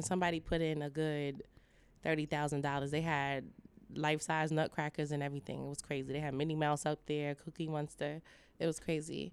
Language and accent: English; New York, United States; now in Los Angeles, United States; I'm from New York, but coming to L A over the years